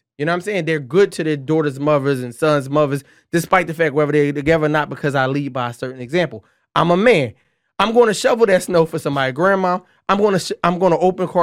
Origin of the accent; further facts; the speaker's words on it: Philadelphia, Pennsylvania, United States; I'm from North Philly